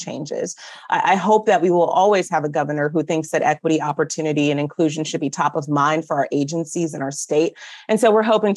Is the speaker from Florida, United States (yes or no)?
no; South Bend, Indiana, United States; I grew up in South Bend, Indiana, proud product of the South Bend Community School Corporation up there